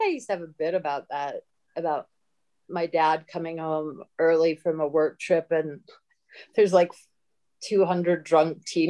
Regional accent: London, United Kingdom; also born or lived in Southern Illinois / California; now in United States; That's where I moved to Southern Illinois from London. And then I think my parents just wanted to fuck with me. That's like culture shock.

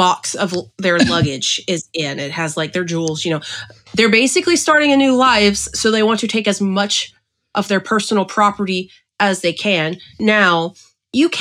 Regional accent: Cajun, Louisiana, United States; my family raised me Catholic because I am Cajun

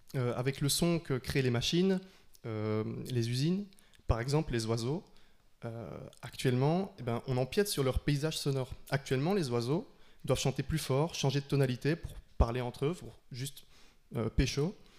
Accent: Liège, Wallonia, Belgium; now in Brussels, Belgium; je viens de Liège, c'est pas euh, le fin fond de la campagne

